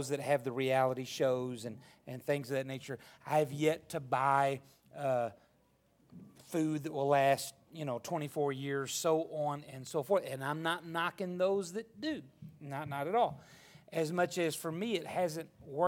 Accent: Arkansas, United States; moved away; I was raised in Arkansas

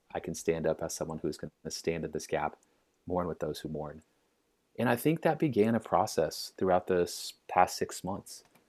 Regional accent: Little Rock, Arkansas, United States; I grew up in Little Rock

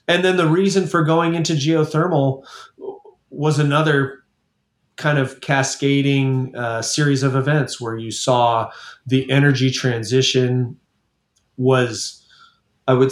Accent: San Diego, California, United States; I'm born and raised in San Diego

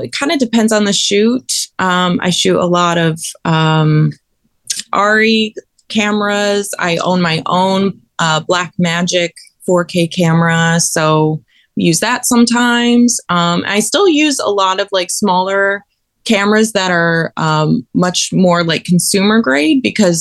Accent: Saudi Arabia; also born or lived in Chicago area, United States / Midwest, United States; now in West Coast, United States; I was born in the Chicago area, and then I grew up for a majority of my life in Saudi Arabia.

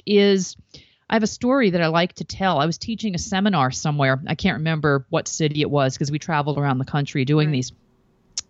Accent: East Coast, United States; I grew up on the East Coast

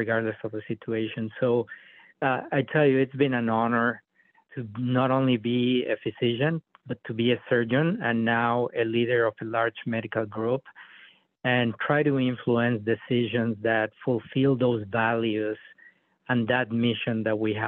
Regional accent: Mexico City, Mexico; moved away as an adult; also born or lived in North Dakota; now in United States; I was born in Mexico City. I was raised in a very poor area of the city

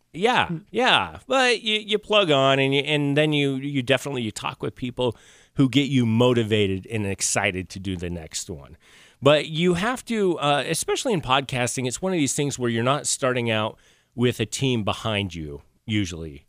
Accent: Rexburg, Idaho, United States; moved away; also born or lived in Maine; I'm originally from Idaho

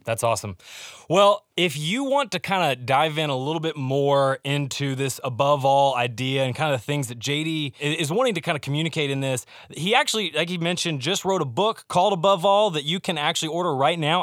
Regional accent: Alabama, United States; I'm from Alabama

